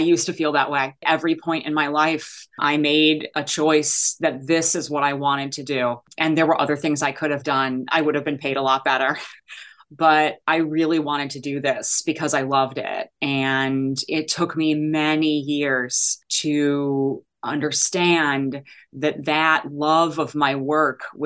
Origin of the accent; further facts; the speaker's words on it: Chicago, Illinois, United States; moved away as an adult; also born or lived in Ann Arbor, Michigan; I am from Chicago.